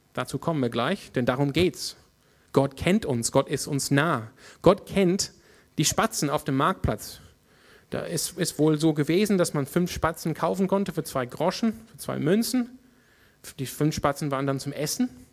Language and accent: German; Australia; German is a second language; now in Freiburg, Germany; in meiner Heimat Australien